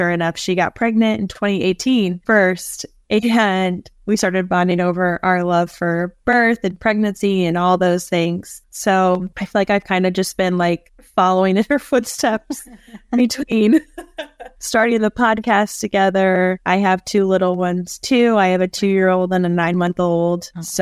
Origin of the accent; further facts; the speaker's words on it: St. Louis, Missouri, United States; I'm born and raised in St. Louis.